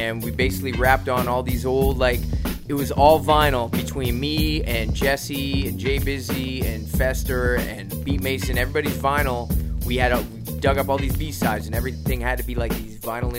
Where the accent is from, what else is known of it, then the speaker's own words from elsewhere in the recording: Halifax, Nova Scotia, Canada; first language English; moved away; also born or lived in Toronto; I grew up in Halifax